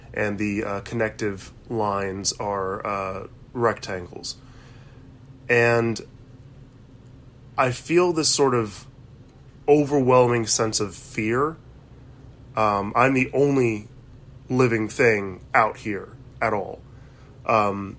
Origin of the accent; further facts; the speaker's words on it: United States; As you can tell, I'm an American.